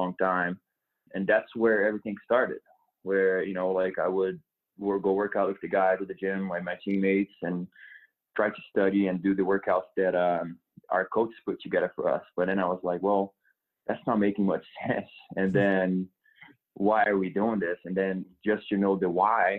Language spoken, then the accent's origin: English; Brazil; English is a second language; moved away as an adult; also born or lived in Oklahoma, United States; now in Denver, United States; I was born and raised in Brazil. Came to the United States to play in a small school in Oklahoma